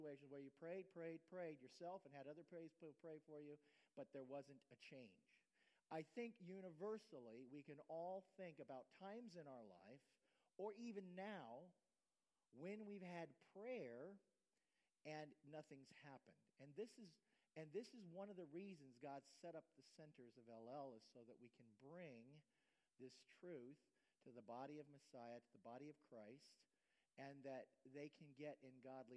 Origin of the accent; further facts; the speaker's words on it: Ohio, United States; moved away as an adult; now in Florida, United States; I'm an Ohio boy